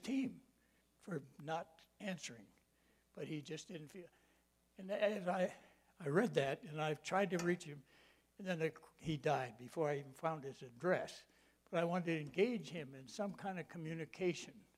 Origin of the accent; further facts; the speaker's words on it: Michigan, United States; I grew up in Michigan